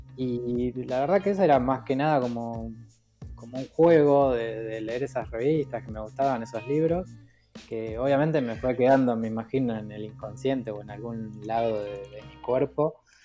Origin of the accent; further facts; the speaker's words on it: Los Polvorines, Buenos Aires Province, Argentina; moved away; also born or lived in Mar del Plata; Yo nací en Los Polvorines, en Buenos Aires